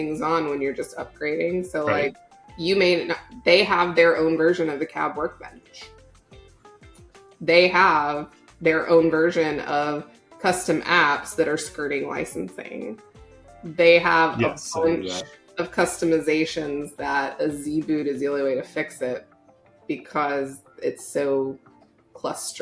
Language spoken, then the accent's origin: English; Tornado Alley, Oklahoma, United States; moved away as an adult; I grew up in Tornado Alley.